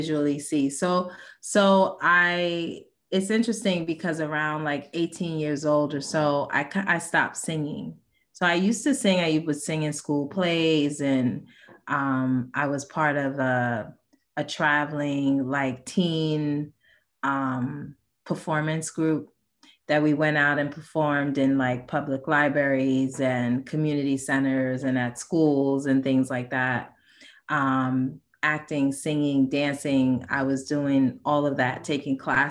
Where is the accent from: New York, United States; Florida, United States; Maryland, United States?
New York, United States; New York City; moved away as an adult; now in Wilmington, United States; not my hometown, because I grew up in the Bronx in New York, but I have the town that I claim because I moved here when I was 21